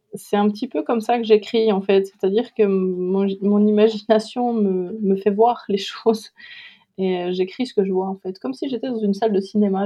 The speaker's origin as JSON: {"language": "French", "country": "Switzerland", "tie": "born or raised there", "also_born_or_lived": "Doubs, Bourgogne-Franche-Comté, France", "moved": "as an adult", "lives_now": "France", "said": "je suis née en Suisse, où j'ai vécu euh, la plupart de ma vie"}